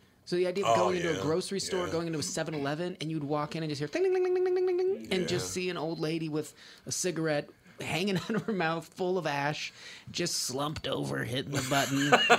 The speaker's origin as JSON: {"language": "English", "town": "Reno", "region": "Nevada", "country": "United States", "tie": "born or raised there", "said": "growing up in Reno"}